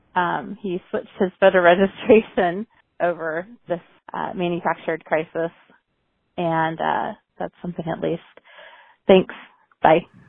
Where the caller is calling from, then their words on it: Central Pennsylvania, United States; I'm calling from Central Pennsylvania